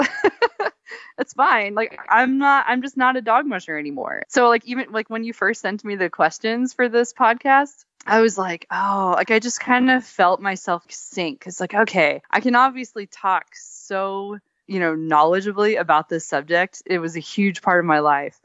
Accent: Texas, United States; moved away; also born or lived in Alaska; I grew up in Texas

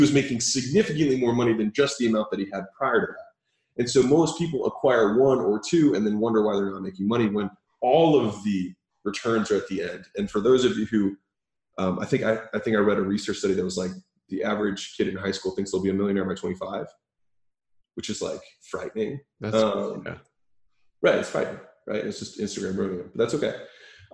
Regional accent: Baltimore, Maryland, United States; moved away as an adult; also born or lived in Huntington Beach, California; I was from Baltimore, Maryland

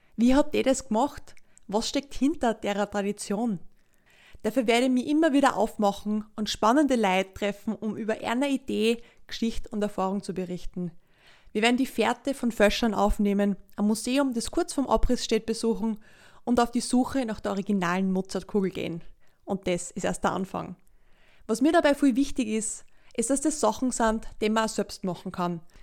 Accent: Leoben, Styria, Austria; also born or lived in Kapfenberg; Ich bin dort in Leoben, in der zweitgrößten Stadt also aufgewachsen und zur Schule gegangen.

